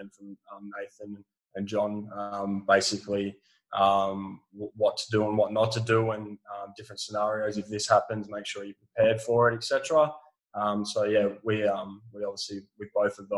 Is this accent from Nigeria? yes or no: no; West Coast, Western Australia, Australia; over here on the West Coast where I'm from